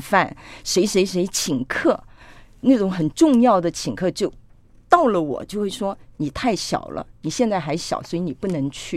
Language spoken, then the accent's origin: Chinese; Taipei, Taiwan; first language Cantonese; Chinese is a second language; also born or lived in Hong Kong; 因为我出生在香港，我来到台湾的时候，其实我是不会讲国语的